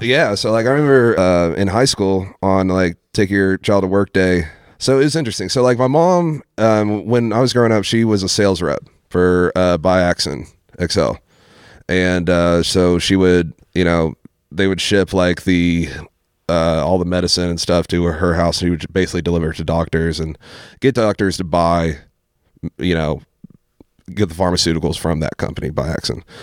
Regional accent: Ashland, Kentucky, United States; growing up in Ashland

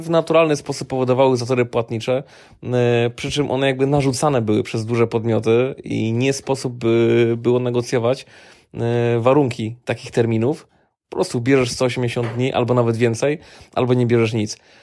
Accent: Silesian Voivodeship, Poland; u nas na Śląsku

